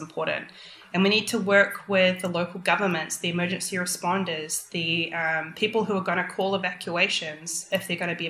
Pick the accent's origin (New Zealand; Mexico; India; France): New Zealand; moved away; I'm from New Zealand